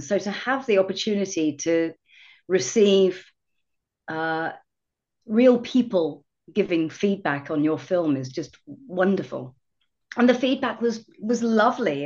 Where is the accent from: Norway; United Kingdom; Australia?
United Kingdom; England; moved away as an adult; now in Seattle, United States; I'm from uh, originally from England.